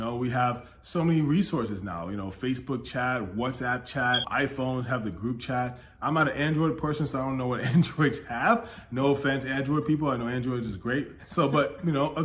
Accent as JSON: {"language": "English", "country": "United States", "said": "I'm American"}